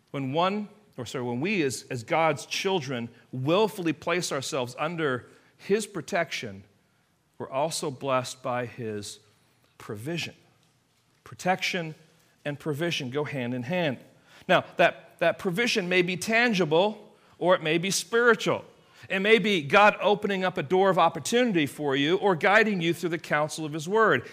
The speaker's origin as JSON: {"language": "English", "region": "England", "country": "United Kingdom", "tie": "born or raised there", "moved": "yes", "said": "I am from England. I grew up in England"}